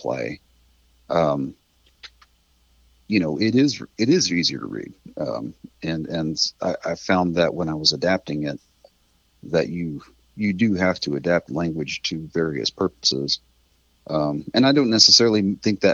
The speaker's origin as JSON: {"language": "English", "town": "Weatherford", "region": "Texas", "country": "United States", "tie": "born or raised there", "lives_now": "Fort Worth, United States", "said": "I grew up out in Weatherford"}